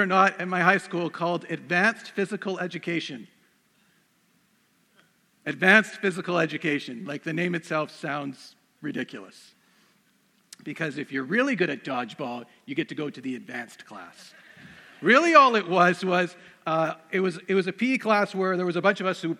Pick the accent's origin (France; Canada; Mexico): Canada; Surrey, British Columbia; I grew up around Vancouver, so I grew up in Surrey